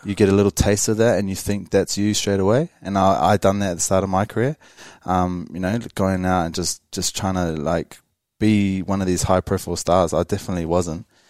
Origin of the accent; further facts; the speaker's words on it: Wellington, New Zealand; growing up in Wellington